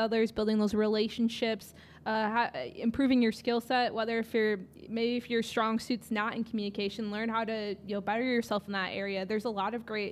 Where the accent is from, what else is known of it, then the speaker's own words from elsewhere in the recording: Wisconsin, United States; I'm originally from Wisconsin